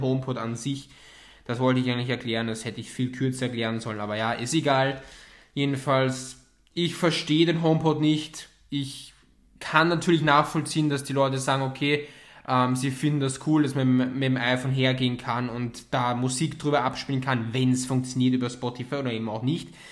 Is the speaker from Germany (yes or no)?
no; Austria; bei uns in Österreich